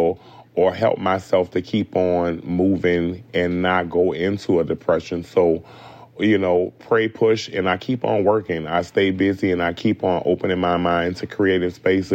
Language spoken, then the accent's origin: English; New Orleans, Louisiana, United States; growing up in New Orleans